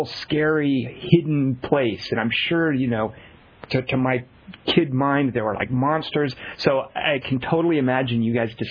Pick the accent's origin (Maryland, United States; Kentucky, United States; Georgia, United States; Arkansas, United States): Arkansas, United States; Little Rock; I grew up in Little Rock